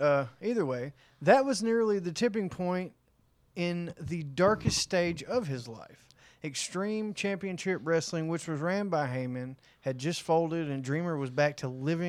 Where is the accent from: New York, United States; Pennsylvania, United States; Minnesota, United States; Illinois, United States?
New York, United States; I said, what's this? I'm from New York.